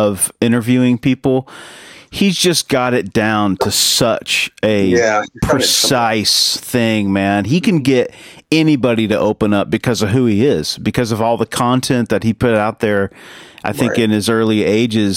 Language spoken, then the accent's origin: English; the Bible Belt, United States; we grew up, Adam and I, we're born in 1975, so we grew up in the Bible Belt